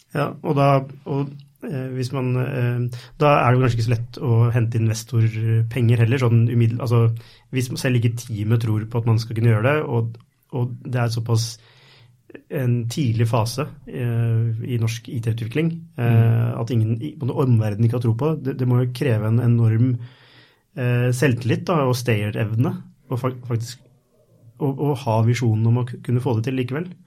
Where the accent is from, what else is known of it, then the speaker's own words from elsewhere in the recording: Norway; er jeg fra Norge